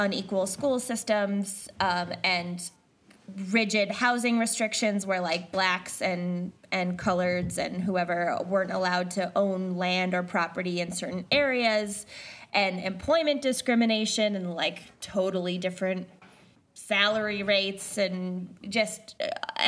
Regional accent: United States; moved away as an adult; now in South Africa; I am an American and I am a resident of South Africa, but I'm not a citizen of South Africa

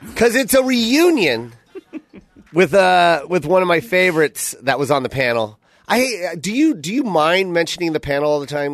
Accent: Tacoma, Washington, United States; I'm from Tacoma

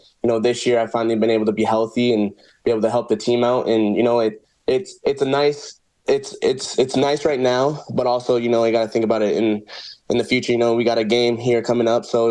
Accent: Brooks, Alberta, Canada; also born or lived in Rock Island, Illinois, United States; I grew up most majority of my life in Brooks, Alberta, just 2 hours southeast of Calgary

